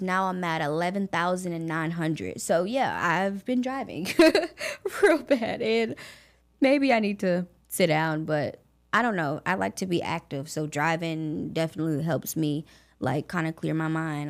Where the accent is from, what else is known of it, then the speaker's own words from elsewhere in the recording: Augusta, Georgia, United States; I was born and raised in Augusta, Georgia